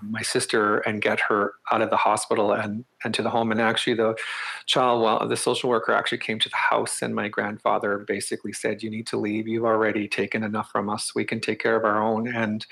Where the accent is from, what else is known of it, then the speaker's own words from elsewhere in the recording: northern Manitoba, Canada; moved away as an adult; also born or lived in Crane River, Manitoba / Cranberry Portage, Manitoba / Winnipeg, Manitoba; now in Ottawa, Canada; I grew up in northern Manitoba.